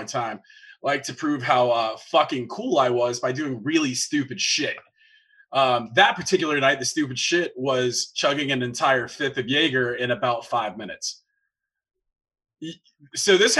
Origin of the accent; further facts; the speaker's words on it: the South, United States; another thing Southerners do is we have the one living room that you don't actually go in.